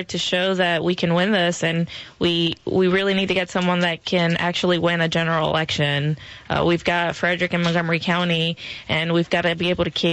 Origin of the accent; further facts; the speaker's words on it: Puerto Rico; now in Maryland, United States; I'm from Puerto Rico